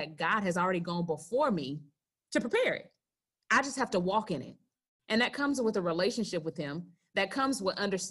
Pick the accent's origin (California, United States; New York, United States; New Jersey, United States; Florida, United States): Florida, United States; Gadsden County, near Tallahassee; We grew up in Gadsden County right outside of Tallahassee